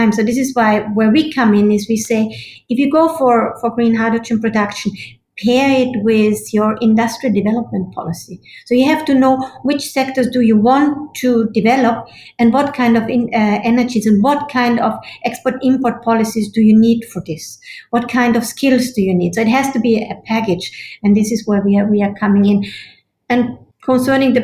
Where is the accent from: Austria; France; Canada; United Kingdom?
Austria; I'm from Austria